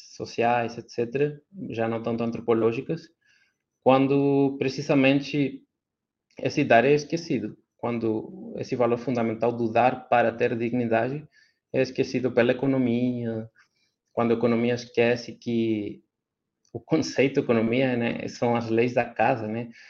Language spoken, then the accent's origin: Portuguese; Chile; Portuguese is a second language; como chileno